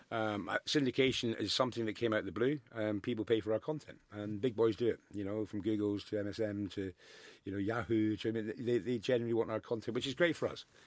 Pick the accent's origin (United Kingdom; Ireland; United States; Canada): United Kingdom; Scotland; I'm the most proud Scotsman in the world